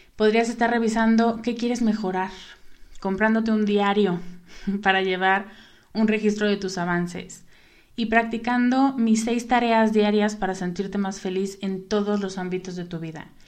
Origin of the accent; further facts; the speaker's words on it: Mexico; en México, cuándo en mi país de origen o en mi lugar de origen